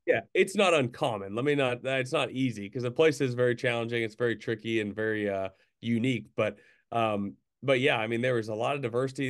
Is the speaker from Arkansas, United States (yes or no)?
yes; Central Arkansas, United States; growing up in Central Arkansas